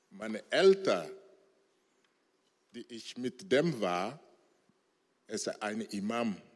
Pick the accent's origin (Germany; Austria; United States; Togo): Togo; Chamba; Ich bin als Muslim geboren und aufgewachsen in Togo, Chamba.